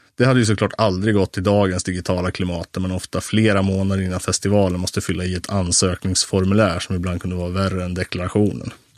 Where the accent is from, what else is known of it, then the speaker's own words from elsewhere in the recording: Sweden; som svensk medelklasspojke i 25-årsåldern